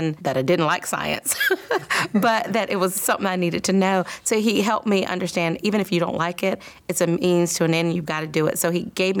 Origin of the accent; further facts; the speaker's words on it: Columbia, South Carolina, United States; growing up in Columbia was awesome.